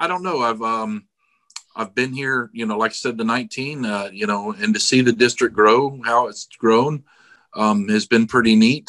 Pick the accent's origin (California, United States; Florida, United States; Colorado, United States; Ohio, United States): Florida, United States; Daytona Beach; also born or lived in Palm Coast, Florida; I was born in Daytona Beach, Florida. So born and raised in Florida